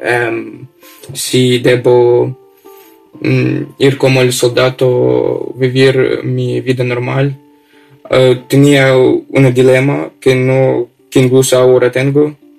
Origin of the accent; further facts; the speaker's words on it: Oleksandriia, Kirovohrad Oblast, Ukraine; Spanish is a second language; soy ucraniano. Nací en la ciudad de Alexandria.